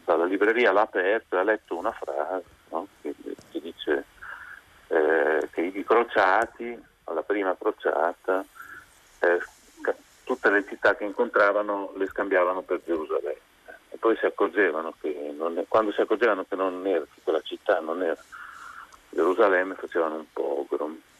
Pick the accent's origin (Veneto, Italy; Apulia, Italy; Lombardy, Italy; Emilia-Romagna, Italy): Emilia-Romagna, Italy; Parma; moved away as an adult; now in Bologna, Italy; sono nato a Parma e abito a Bologna ormai da vent'anni